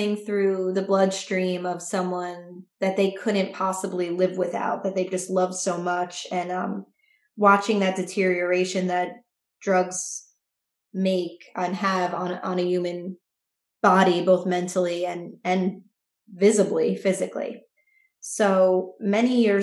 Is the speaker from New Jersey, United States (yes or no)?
yes; New Jersey, United States; I am a writer from New Jersey